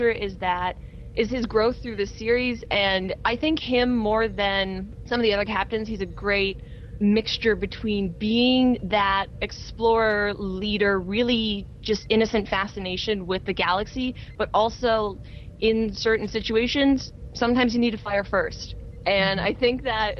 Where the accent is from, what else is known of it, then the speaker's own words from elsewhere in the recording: Canada; I'm Canadian